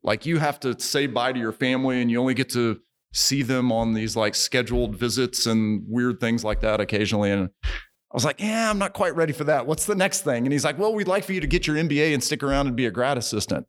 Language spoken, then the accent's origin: English; Springfield, Missouri, United States; moved away as an adult; also born or lived in Guatemala / Kentucky / North Texas; originally from Springfield, Missouri